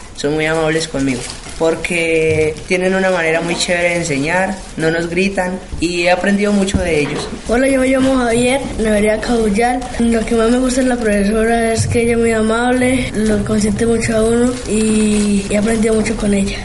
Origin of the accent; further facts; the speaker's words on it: Tienda Nueva, Valle del Cauca, Colombia; also born or lived in Medellín; soy del corregimiento de Tienda Nueva y vengo desde Medellín